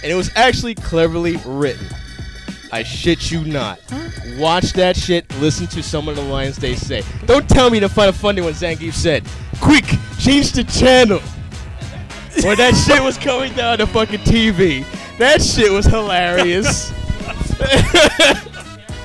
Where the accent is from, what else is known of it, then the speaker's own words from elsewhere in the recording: New York City, New York, United States; where I grew up in Brooklyn, in Brooklyn Heights